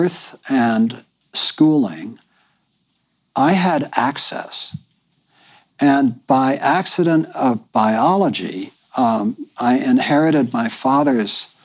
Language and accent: English; New York, United States; moved away as an adult; now in Bolinas, United States; I grew up in New York, in the New York intelligentsia